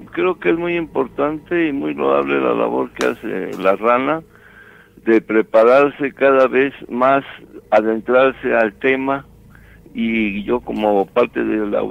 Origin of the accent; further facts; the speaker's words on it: Morelos, Mexico; now in United States; Y ah, bueno, radico aquí en USA, pero soy de Morelos.